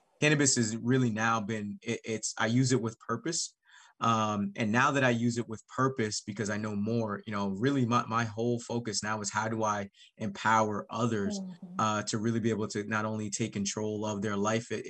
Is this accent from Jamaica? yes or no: yes; Jamaica; now in Cleveland, United States; being a Jamaican immigrant